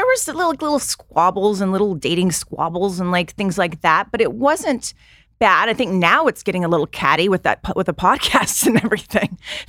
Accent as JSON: {"language": "English", "town": "Long Beach", "region": "California", "country": "United States", "tie": "born or raised there", "said": "Yes, I grew up in Long Beach, California."}